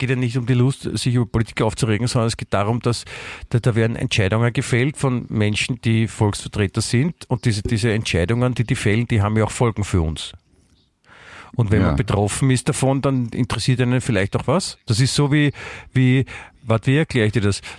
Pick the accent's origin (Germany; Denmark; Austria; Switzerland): Austria; irgendwie halbwegs so rübergebracht, dass man das verstanden hat und mir jetzt keine auflegen will als Österreicher?